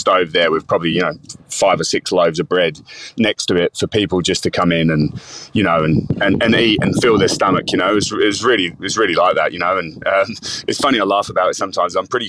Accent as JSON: {"language": "English", "region": "London", "country": "United Kingdom", "tie": "born or raised there", "accent": "Cockney", "said": "So I grew up in London, you know, working class, sort of, you know, Cockney family living in the East End of London."}